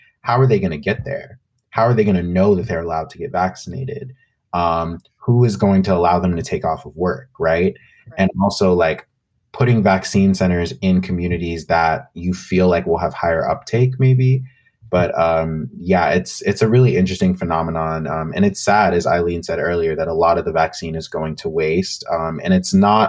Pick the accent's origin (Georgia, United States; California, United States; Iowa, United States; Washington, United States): Georgia, United States; Georgia, my home state